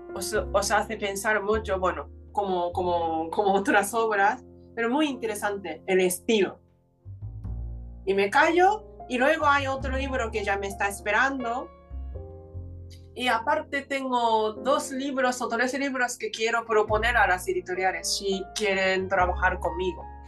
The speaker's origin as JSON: {"language": "Spanish", "country": "Japan", "tie": "born or raised there", "second_language": "Spanish", "moved": "yes", "lives_now": "Spain", "said": "nací en aquella tierra maravillosa"}